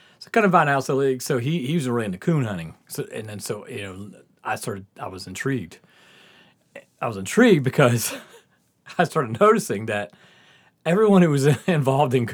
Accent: the South, United States; we're growing up in the South

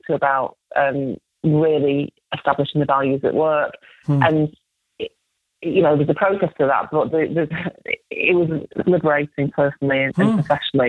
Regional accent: Salford, North West England, United Kingdom; I grew up in Salford in Manchester in the 70s

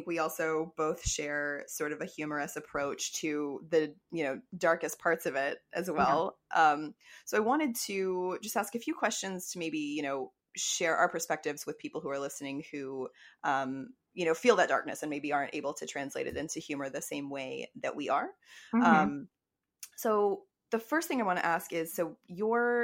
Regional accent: Fort Worth, Texas, United States; moved away as an adult; also born or lived in Austin, Texas; now in Brooklyn, United States; I am originally from Fort Worth, and yes, I went to college in Austin, and I miss Texas all the time

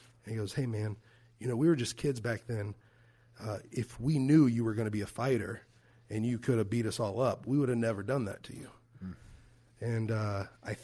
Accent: Fort Worth, Texas, United States; moved away; my hometown in Fort Worth, Texas

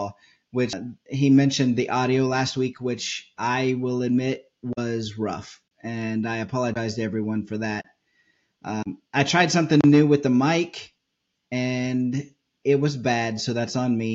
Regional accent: Kansas, United States; moved away; I'm from Kansas where we shoot off big fireworks

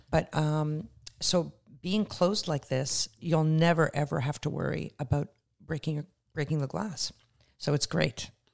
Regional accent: Canada; moved away as an adult; also born or lived in Israel / Toronto; now in Los Angeles, United States; I'm Canadian. I emigrated in November uh, as an alien with extraordinary ability

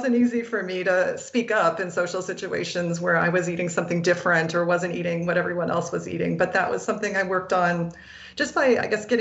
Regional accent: Iowa, United States; I grew up in Iowa

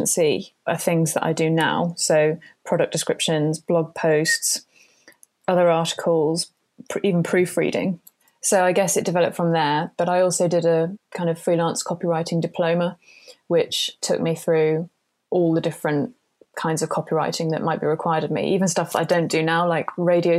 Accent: United Kingdom; I'm British

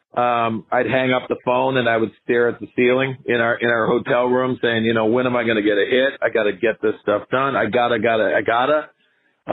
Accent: Northeast, United States; born or raised there

